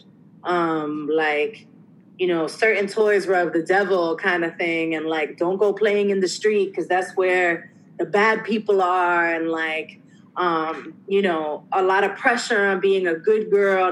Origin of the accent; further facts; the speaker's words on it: New York City, New York, United States; I grew up again in the North Bronx